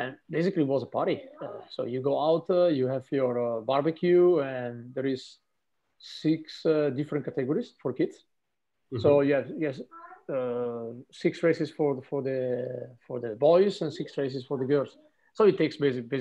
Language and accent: English; Trentino-Alto Adige, Italy; I'm from Trentino